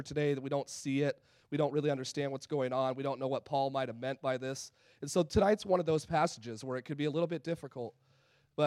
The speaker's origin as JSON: {"language": "English", "region": "California", "country": "United States", "tie": "born or raised there", "also_born_or_lived": "North Carolina / Arizona", "moved": "yes", "said": "I came from North Carolina, Arizona before that, grew up in California"}